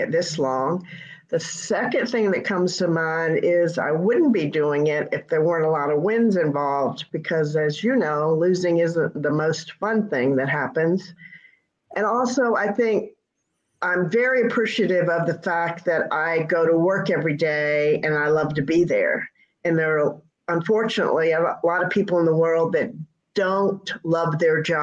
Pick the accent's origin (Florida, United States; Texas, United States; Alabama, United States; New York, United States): Alabama, United States; Mobile; moved away as an adult; also born or lived in Indiana; I was lucky in Mobile. I went to a little Catholic school, and the CYO leagues gave me an opportunity to compete